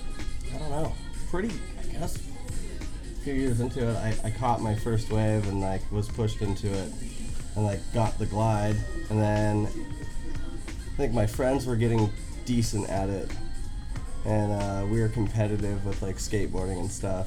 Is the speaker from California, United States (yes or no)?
yes; Hermosa Beach, California, United States; also born or lived in Oakland, California; Born in Oakland, California, and moved to Hermosa Beach, California when I was entering the sixth grade